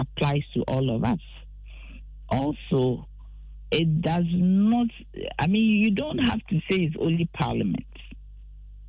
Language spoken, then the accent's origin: English; Ghana; what identifies me as a Ghanaian is not my Ghana card